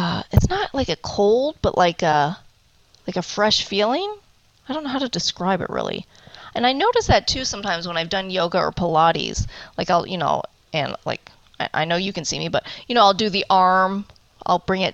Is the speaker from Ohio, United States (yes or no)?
yes; Cleveland, Ohio, United States; now in Arizona, United States; I am originally from Cleveland, Ohio, and I've been in Arizona for 21 years now.